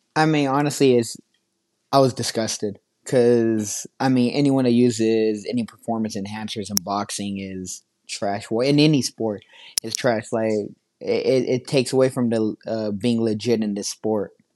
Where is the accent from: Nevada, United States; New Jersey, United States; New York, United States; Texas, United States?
Nevada, United States; Las Vegas; I'm so excited to be back here in my hometown